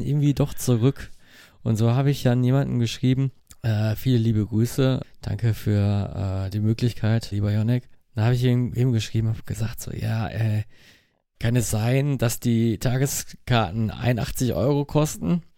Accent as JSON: {"language": "German", "town": "Mülheim an der Ruhr", "region": "North Rhine-Westphalia", "country": "Germany", "said": "Ich komme aus Mülheim."}